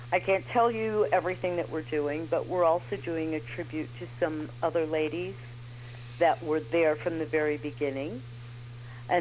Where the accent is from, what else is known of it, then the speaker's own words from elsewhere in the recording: New York City, New York, United States; now in Chicago, United States; I'm originally from New York